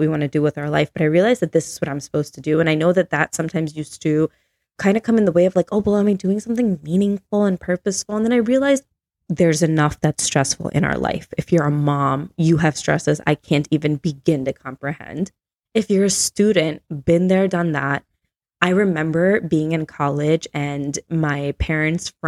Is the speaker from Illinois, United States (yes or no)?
yes; Chicago, Illinois, United States; moved away as an adult; now in Tennessee, United States; being from Chicago, right? Yeah. So I moved away from Chicago. I moved to Tennessee with my husband a year and a half ago.